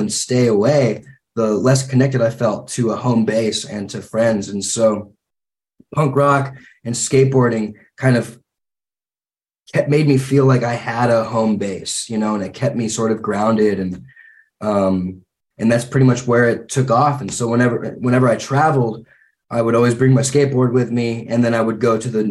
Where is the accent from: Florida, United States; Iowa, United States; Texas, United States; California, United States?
California, United States; Santa Clarita; also born or lived in Santa Monica / Los Angeles; I was born in Santa Monica, grew up, we sort of moved around all throughout Los Angeles before I was like 4 years old. And then when I was like 3 or 4, we landed in a little small town just north of Los Angeles called Santa Clarita